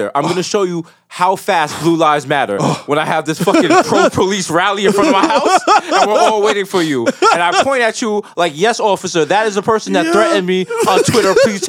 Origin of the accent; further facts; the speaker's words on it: New York, United States; I'm from New York.